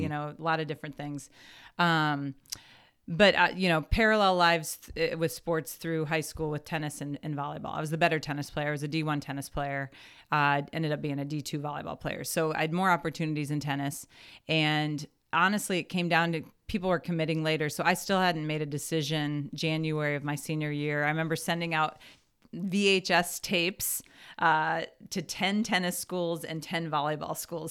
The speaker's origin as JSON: {"language": "English", "town": "Lincoln", "region": "Nebraska", "country": "United States", "tie": "born or raised there", "also_born_or_lived": "Washington, D.C. / Maryland / Waterloo, Iowa / Missouri", "moved": "as an adult", "said": "in third grade, I moved to Lincoln, Nebraska. And so I was in Lincoln. Yeah, I'm a graduate, I graduated from high school from Lincoln East in, in Lincoln"}